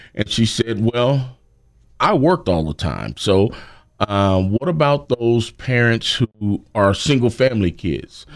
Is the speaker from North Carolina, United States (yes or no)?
yes; Greensboro, North Carolina, United States; I'm originally from Greensboro. Went to Grimshaw High School